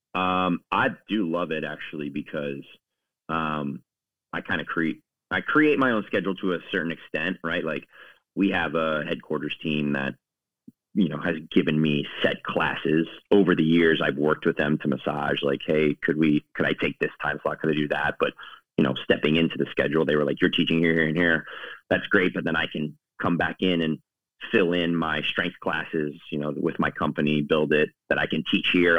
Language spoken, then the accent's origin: English; East Coast, United States; moved away as an adult; now in Chicago, United States; I'm originally from the East Coast, my uh, parents live outside in uh, outside of DC in the Virginia